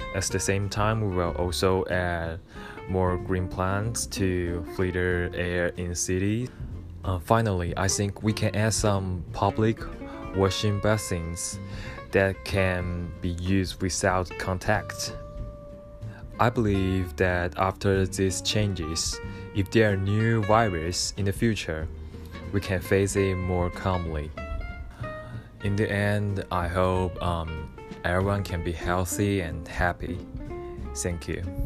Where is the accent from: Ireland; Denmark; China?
China; Wuhan, Hubei; English is a second language; moved away as an adult; now in Tokyo, Japan; my hometown because I'm from Wuhan, China